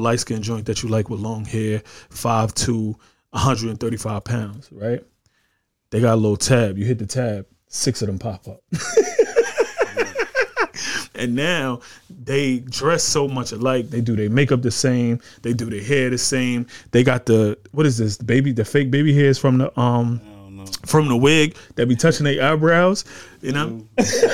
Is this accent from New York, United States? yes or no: yes; New York, United States; I was from New York